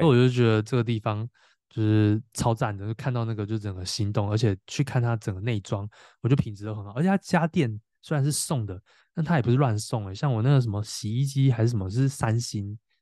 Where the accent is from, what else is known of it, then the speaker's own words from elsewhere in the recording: Tainan, Taiwan; 我是台南人嘛